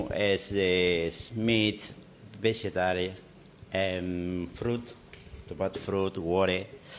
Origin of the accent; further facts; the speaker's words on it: Uruguay; now in Hawke's Bay, New Zealand; Yes, I'm from Uruguay, South America.